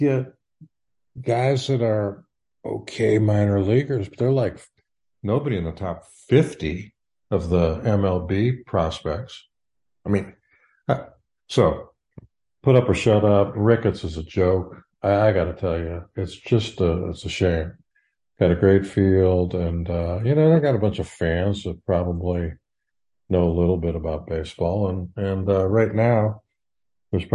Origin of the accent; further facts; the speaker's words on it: Hinsdale, Illinois, United States; I grew up in Hinsdale